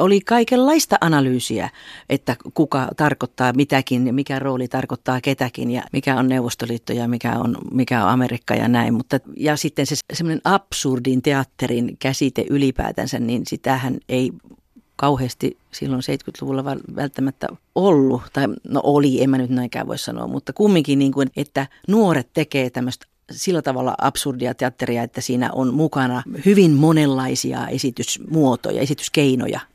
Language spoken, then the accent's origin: Finnish; Juankoski, North Savo, Finland; moved away; laulavana lapsena Juankoskella Pohjois-Savon perukoilla